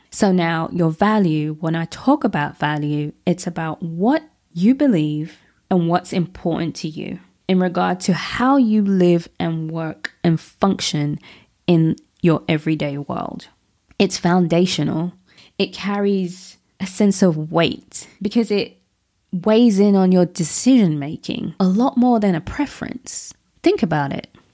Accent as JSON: {"language": "English", "region": "London", "country": "United Kingdom", "tie": "born or raised there", "said": "That's what I was brought up around in London."}